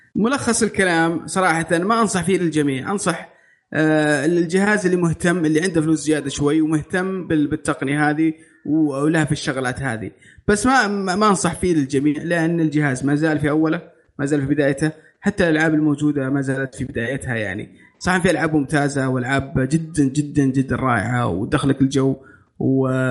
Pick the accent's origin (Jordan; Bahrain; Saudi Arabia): Saudi Arabia; عندنا في السعوديه